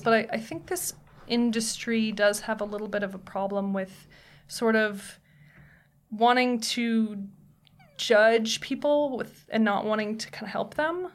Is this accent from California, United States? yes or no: yes; Tiburon, California, United States; moved away as an adult; also born or lived in Napa, California / Sonoma, California / Los Angeles, California; Then we moved to Marin County, a little town called Tiburon.